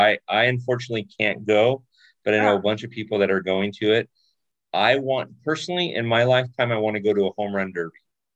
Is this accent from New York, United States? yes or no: no; Orange County, California, United States; also born or lived in San Fernando Valley; I grew up part in Orange County and my dad lived in the San Fernando Valley.